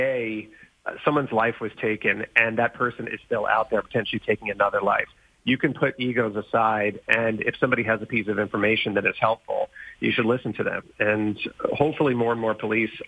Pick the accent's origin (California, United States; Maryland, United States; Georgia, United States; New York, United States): New York, United States; Long Island; growing up on Long Island, New York